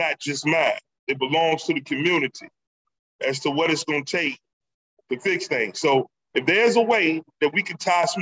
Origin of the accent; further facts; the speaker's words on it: Norfolk, Virginia, United States; growing up in Norfolk